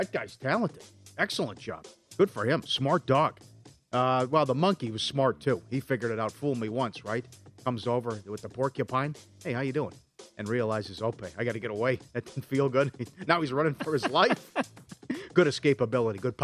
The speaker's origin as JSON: {"language": "English", "town": "St. Cloud", "region": "Minnesota", "country": "United States", "tie": "born or raised there", "said": "My hometown, St. Cloud, Minnesota"}